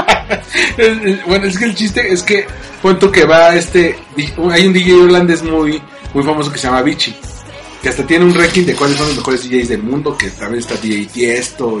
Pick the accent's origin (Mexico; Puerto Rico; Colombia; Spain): Mexico; los mexicanos, por ya sea por las profesiones que tenemos, este, o por el o por, la cercanía geográfica con otros países de habla inglesa, tendemos a pochear mucho